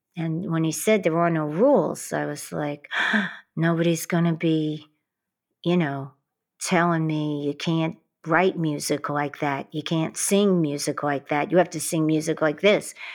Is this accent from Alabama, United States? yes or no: no; New York City, New York, United States; growing up in Queens and Brooklyn